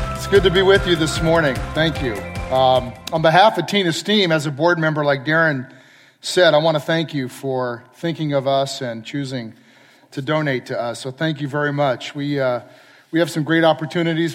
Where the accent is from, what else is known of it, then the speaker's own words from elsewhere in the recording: San Clemente, California, United States; moved away as an adult; also born or lived in Oregon / Palo Alto / Austin, Texas; I grew up in San Clemente